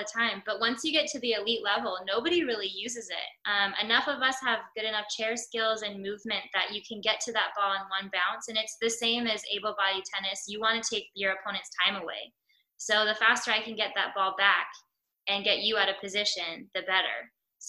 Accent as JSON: {"language": "English", "country": "United States", "said": "As an American"}